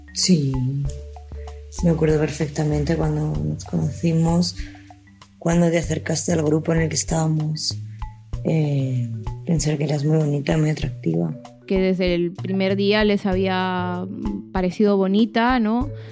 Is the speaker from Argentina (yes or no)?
no; Peru; soy peruana, soy escritora